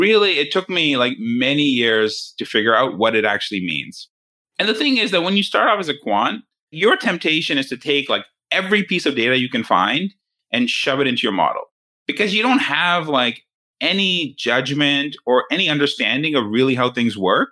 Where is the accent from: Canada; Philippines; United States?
Canada; I grew up in Canada